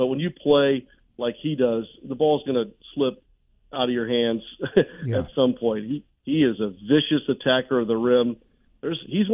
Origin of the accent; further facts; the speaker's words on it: Midwest, United States; growing up in the Midwest with all the seasons